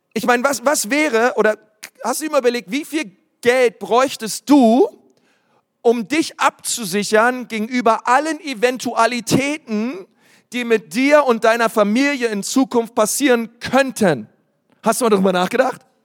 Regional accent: Berlin, Germany; ich komme aus Berlin

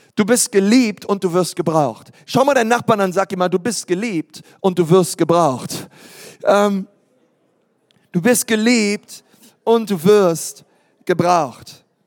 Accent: Berlin, Germany; ich bin in Berlin geboren

